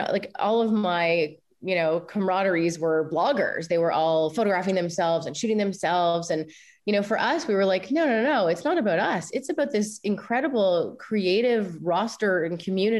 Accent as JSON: {"language": "English", "country": "Canada", "said": "me, I think, being Canadian"}